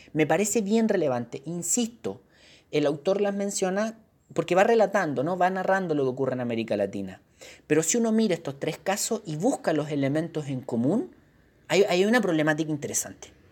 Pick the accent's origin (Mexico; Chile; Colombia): Chile; Uno como chileno